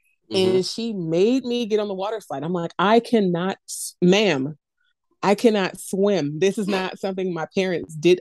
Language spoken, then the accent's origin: English; Oakland, California, United States; moved away; also born or lived in Williamsburg, Virginia; I'm from Oakland